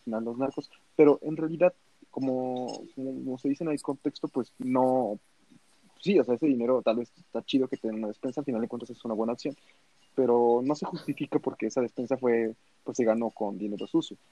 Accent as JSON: {"language": "Spanish", "country": "Mexico", "said": "como mexicanos"}